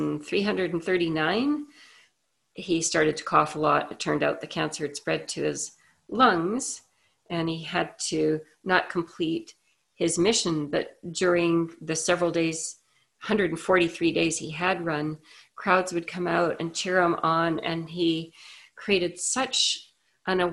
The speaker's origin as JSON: {"language": "English", "country": "Canada", "said": "I'm Canadian"}